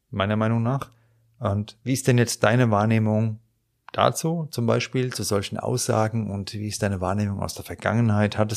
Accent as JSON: {"language": "German", "town": "Frankfurt", "region": "Hesse", "country": "Germany", "accent": "Hessian Frankfurt dialect", "said": "weil ich ja auch meinen hessischen Frankfurter Dialekt habe. Auch wenn ich versuche, Hochdeutsch zu reden, der ist nie ganz weg."}